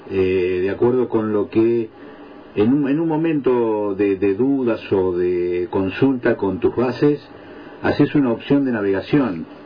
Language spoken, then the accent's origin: Spanish; Dolores, Buenos Aires Province, Argentina; Yo soy, soy de Dolores.